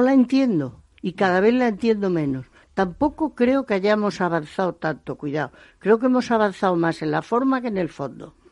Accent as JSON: {"language": "Spanish", "region": "Extremadura", "country": "Spain", "also_born_or_lived": "Bordeaux, France / El Bierzo, Spain", "moved": "as an adult", "said": "los productores de mi tierra"}